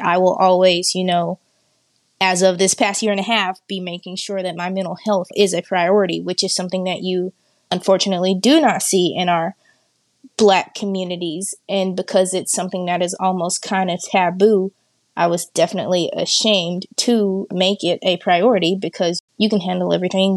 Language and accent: English; Hot Springs, Arkansas, United States; I am from Hot Springs, Arkansas, born and raised.